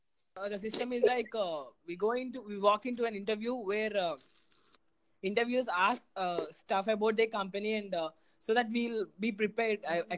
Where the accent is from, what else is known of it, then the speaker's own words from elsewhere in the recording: India; I'm from India.